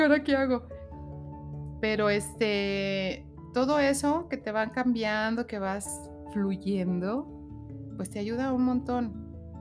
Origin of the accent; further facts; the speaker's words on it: Aguascalientes, Mexico; also born or lived in Mexico City; Soy originaria de la Ciudad de México. Llegué a esta hermosa tierra Agüitas a los nueve meses.